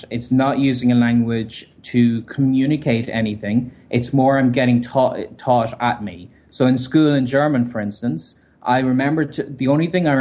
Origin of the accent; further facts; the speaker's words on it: Ireland; moved away; also born or lived in Berlin; from Ireland.